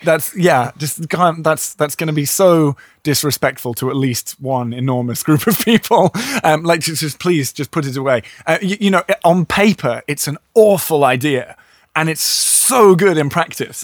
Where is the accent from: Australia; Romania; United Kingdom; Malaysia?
United Kingdom; I'm too British